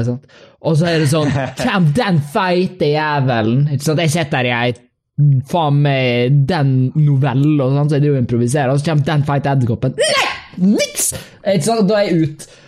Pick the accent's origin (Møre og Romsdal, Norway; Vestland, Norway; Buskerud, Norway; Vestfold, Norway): Møre og Romsdal, Norway; Kristiansund; Uh, jeg kommer fra Kristiansund